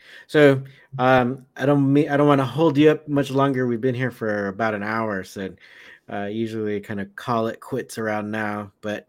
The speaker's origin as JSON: {"language": "English", "region": "Southern California", "country": "United States", "tie": "born or raised there", "said": "where I grew up in Southern California"}